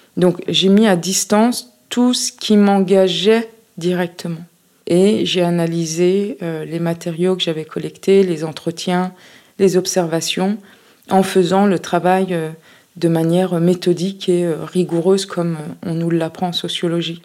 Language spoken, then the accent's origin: French; France; ma, ma socialisation, mon, ancrage en France